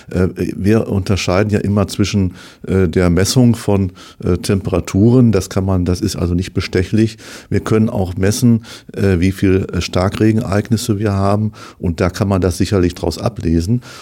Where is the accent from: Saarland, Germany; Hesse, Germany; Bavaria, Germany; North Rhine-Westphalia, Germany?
North Rhine-Westphalia, Germany; moved away as an adult; now in Dortmund, Germany; Ich komme aus Ostwestfalen gebürtig und war eigentlich schon, als ich in Ostwestfalen lebte